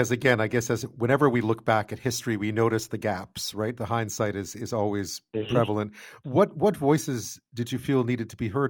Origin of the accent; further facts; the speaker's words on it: Montreal, Quebec, Canada; I grew up in Montreal.